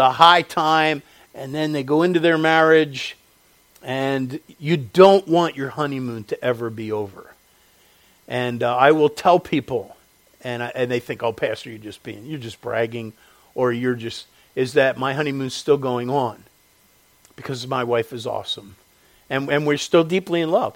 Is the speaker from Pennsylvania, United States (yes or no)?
yes; Chester County, Pennsylvania, United States; also born or lived in Delaware County, Pennsylvania / Lancaster County, Pennsylvania; I was born in Delaware County, raised in Chester County.